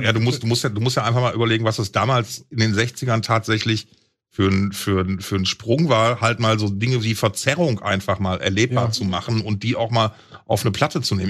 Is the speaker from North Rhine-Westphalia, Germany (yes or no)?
yes; Essen, North Rhine-Westphalia, Germany; in alten Essen, in meiner Heimat